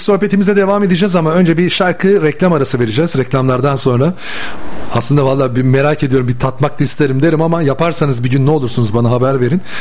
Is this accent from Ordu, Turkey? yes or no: no; Bursa, Turkey